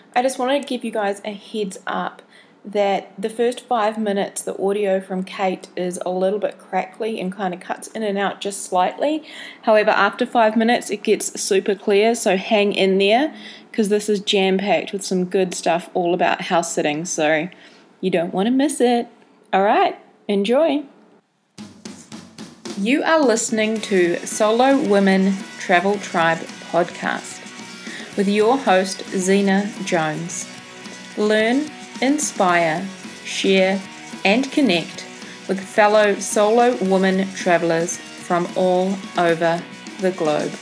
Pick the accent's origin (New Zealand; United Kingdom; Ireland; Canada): New Zealand; we're both from New Zealand